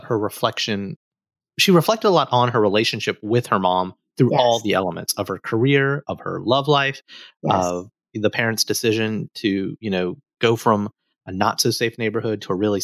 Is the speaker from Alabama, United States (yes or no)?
yes; Alabama, United States; moved away; an Indian American boy who came from Alabama